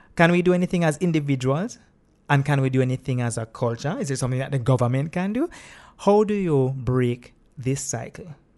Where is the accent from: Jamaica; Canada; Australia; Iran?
Jamaica; I'm a Jamaican as well, not a tourist